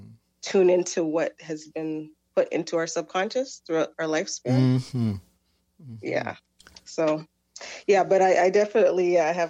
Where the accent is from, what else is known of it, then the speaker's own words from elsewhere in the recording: Jamaica; as Jamaican people